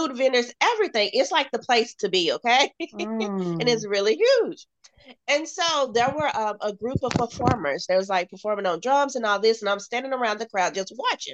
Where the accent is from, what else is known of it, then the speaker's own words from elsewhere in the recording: United States; Being an American